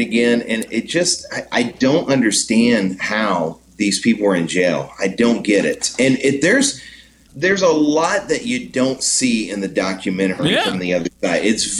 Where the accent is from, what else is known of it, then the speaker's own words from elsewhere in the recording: Jennings, Louisiana, United States; moved away; in my hometown in Jennings, Louisiana